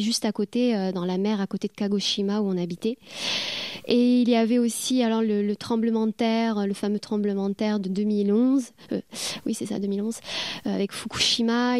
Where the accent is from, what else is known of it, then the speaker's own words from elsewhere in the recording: France; moved away as an adult; also born or lived in Japan / New Zealand; now in Caen, France; je suis française